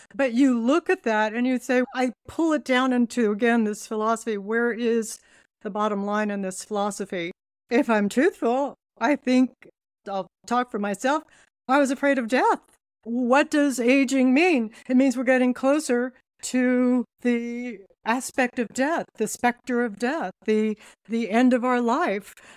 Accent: Laguna Beach, California, United States; also born or lived in Toronto; I grew up in Laguna Beach in California

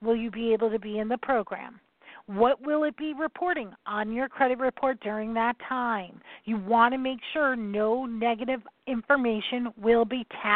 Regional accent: New York, United States; I'm from New York

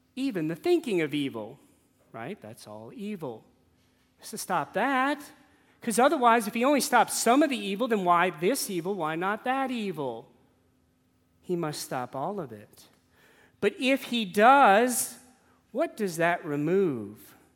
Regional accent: New Orleans, Louisiana, United States; I grew up in New Orleans.

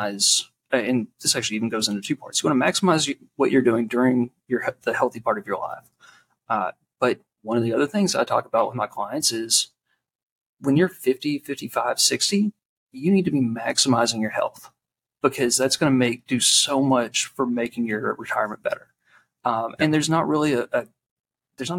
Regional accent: Eastern Kentucky, United States; I'm from Eastern Kentucky

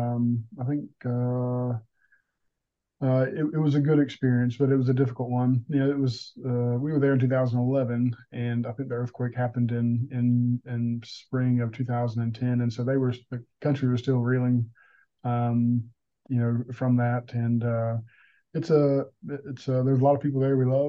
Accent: South Georgia, United States; now in North Carolina, United States; I'm originally from South Georgia. That's probably what you hear.

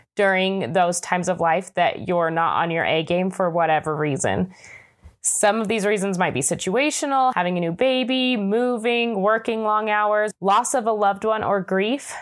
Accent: Utah, United States; Growing up in Utah, I often felt a little bit disconnected from my Hispanic culture

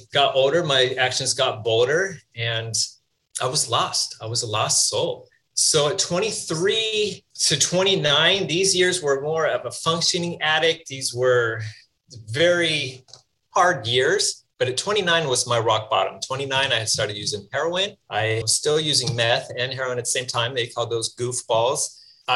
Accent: Northern California, United States; I grew up in Northern California

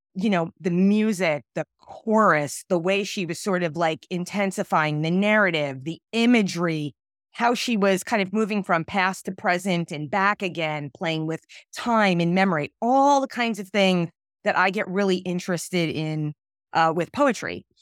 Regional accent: New York City, New York, United States; I grew up in Brooklyn

